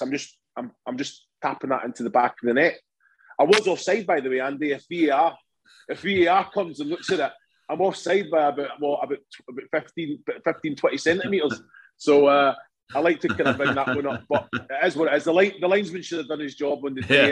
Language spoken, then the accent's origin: English; Kilmarnock, Scotland, United Kingdom; I grew up in Kilmarnock